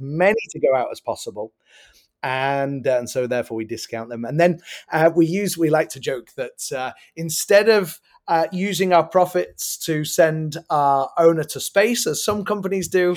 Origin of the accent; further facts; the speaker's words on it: England, United Kingdom; now in United States; I am originally from England, so I acknowledge I have an accent.